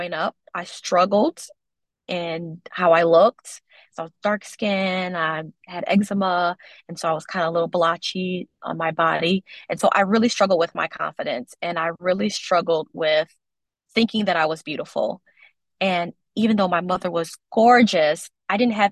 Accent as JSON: {"language": "English", "town": "Detroit", "region": "Michigan", "country": "United States", "tie": "born or raised there", "also_born_or_lived": "Western Australia", "said": "growing up in Detroit and not being light skinned"}